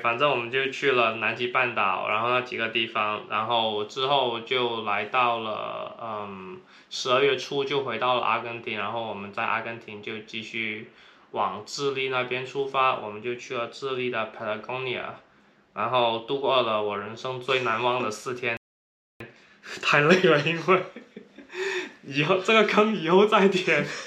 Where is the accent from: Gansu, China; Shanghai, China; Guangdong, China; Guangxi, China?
Guangdong, China; accent: Cantonese accent; now in San Francisco, United States; 那我也是广东人，啊，口音很重，对，他，听说大家都听得出来我是广东口音